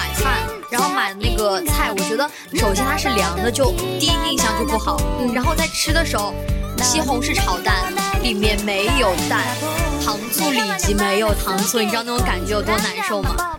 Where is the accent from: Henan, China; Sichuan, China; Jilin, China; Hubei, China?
Hubei, China; now in Xiamen, China; 我作为一个湖北人，其实离河南不也挺近的吗？